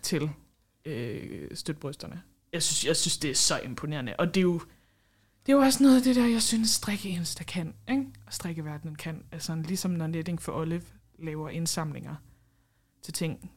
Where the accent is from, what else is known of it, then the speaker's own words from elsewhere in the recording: Esbjerg, Southern Denmark, Denmark; Jeg kommer fra Esbjerg